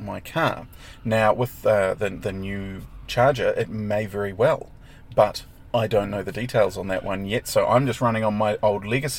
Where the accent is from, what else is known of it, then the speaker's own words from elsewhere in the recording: Clive, Hawke's Bay, New Zealand; I grew up in Hawke's Bay, the metropolis of Clive, between Hastings and Napier.